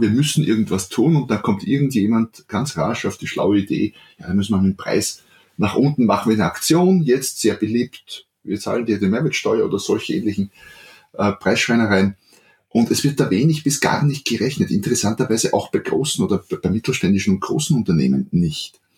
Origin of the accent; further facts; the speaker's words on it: Austria; accent: Austrian; ich bin Österreicher, wie man hört, deswegen auch südlich von Wien